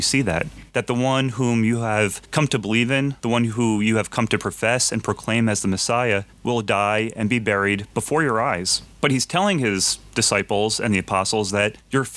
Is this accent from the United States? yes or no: yes; Freehold, New Jersey, United States; also born or lived in Wynnewood, Pennsylvania; I'm actually from Central New Jersey